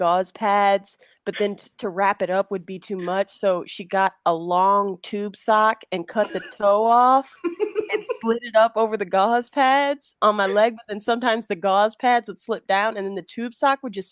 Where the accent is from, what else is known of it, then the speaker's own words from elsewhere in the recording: Detroit, Michigan, United States; now in Chicago, United States; in Detroit. So I'm originally from Detroit, suburbs of Detroit